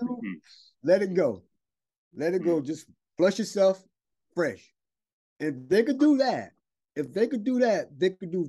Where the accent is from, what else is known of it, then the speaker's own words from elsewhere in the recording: the South, United States; now in China; because when I first came over here, you know, people staring at me, not seeing a black guy, you know, I'm from the South